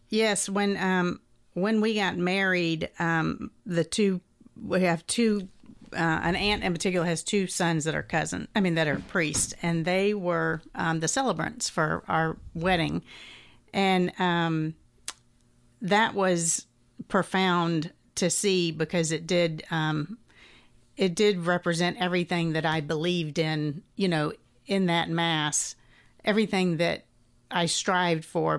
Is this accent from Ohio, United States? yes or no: no; Atlanta, Georgia, United States; I grew up here in Atlanta